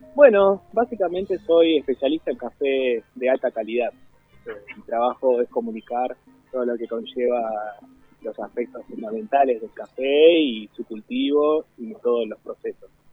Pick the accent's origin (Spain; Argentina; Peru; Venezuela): Argentina; Quilmes, Buenos Aires Province; moved away as an adult; now in Buenos Aires, Argentina; vengo para acá, para Capital, yo soy de Quilmes